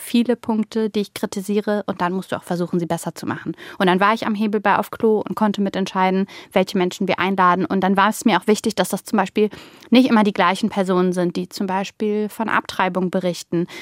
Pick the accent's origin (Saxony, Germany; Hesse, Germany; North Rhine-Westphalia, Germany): North Rhine-Westphalia, Germany; Mönchengladbach; ich habe mich eher wie der kleine Fisch in Mönchengladbach gefühlt